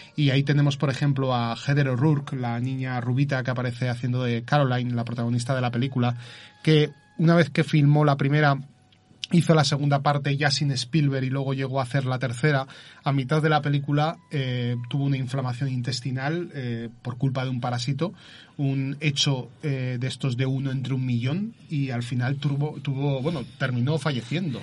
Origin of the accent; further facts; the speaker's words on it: Zaragoza, Aragon, Spain; soy de Zaragoza, pero eh, curiosamente viajo cada 15 días a, Vilanova y la Yeltrú